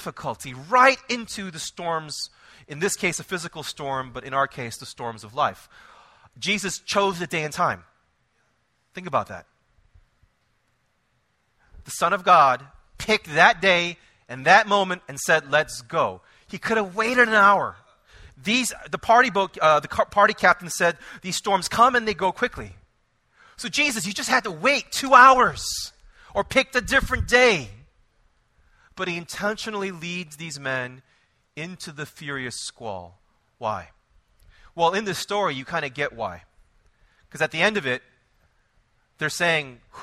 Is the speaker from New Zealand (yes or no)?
no; Israel; now I am from Israel